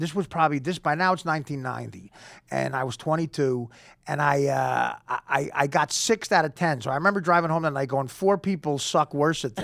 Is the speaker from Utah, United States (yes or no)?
no; New Jersey, United States; I'm Jersey, but I'm North Jersey. I grew up I live in Hoboken now